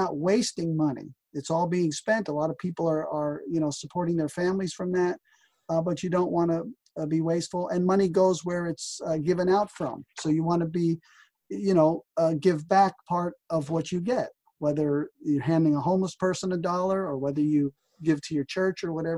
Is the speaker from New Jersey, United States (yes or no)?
yes; New Jersey, United States; even as a kid growing up in New Jersey